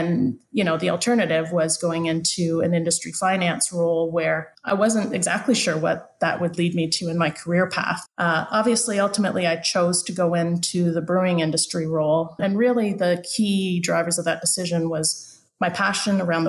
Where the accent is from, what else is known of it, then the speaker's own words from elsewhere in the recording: London, Ontario, Canada; I grew up in London. And after having gone to university, I went back to London